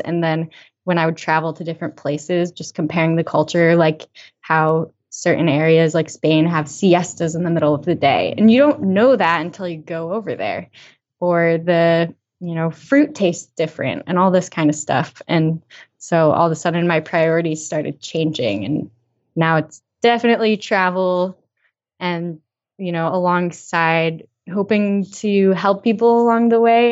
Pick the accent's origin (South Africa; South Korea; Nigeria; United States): United States; Western Massachusetts; I lived in Western Mass, you know, my whole growing up life.